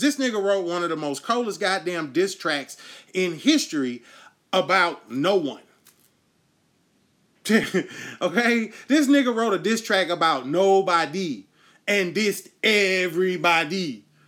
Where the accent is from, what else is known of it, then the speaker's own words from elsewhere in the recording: United States; we as the American people